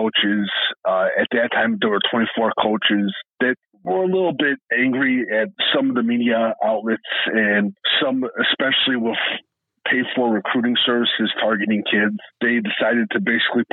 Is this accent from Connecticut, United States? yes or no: no; Westmont, Illinois, United States; born or raised there; also born or lived in Forest Park, Illinois